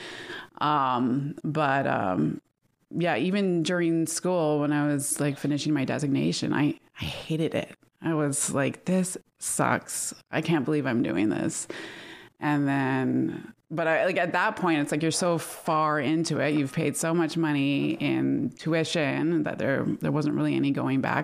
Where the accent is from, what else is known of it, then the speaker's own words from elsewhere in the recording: New Westminster, British Columbia, Canada; also born or lived in Vancouver / Victoria; I was born here.